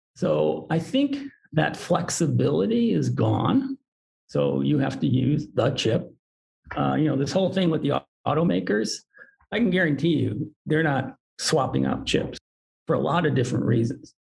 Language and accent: English; Detroit, Michigan, United States; I was born in Detroit, so there's there's auto industry in my blood